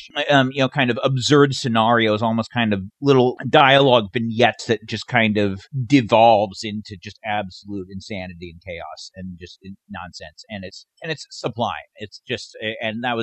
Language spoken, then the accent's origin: English; Davis, California, United States; also born or lived in Sacramento, California; I grew up in Sacramento area, kind of I just outside Sacramento. In Davis, but then when I was a teenager, spent most of my time in Sacramento.